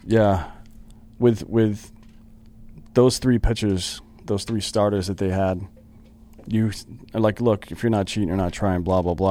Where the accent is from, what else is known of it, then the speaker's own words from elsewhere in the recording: near Anderson, South Carolina, United States; That was, that was uh, near my hometown.